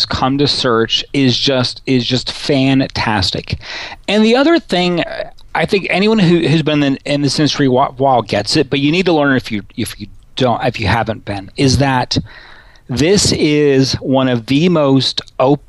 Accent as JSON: {"language": "English", "town": "Little Rock", "region": "Arkansas", "country": "United States", "tie": "born or raised there", "said": "I grew up in Little Rock, Arkansas"}